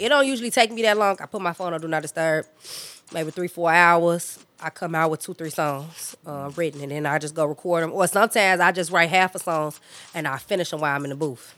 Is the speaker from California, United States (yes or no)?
no; Chicago, Illinois, United States; My experience growing up out west, I feel like I had the, the pretty much the basic Chicago experience.